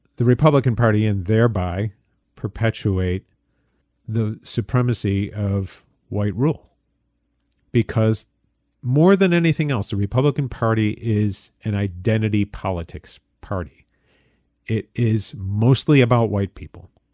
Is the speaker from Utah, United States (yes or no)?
no; upstate New York, United States; I am a New Yorker, but I am not a downstate New Yorker.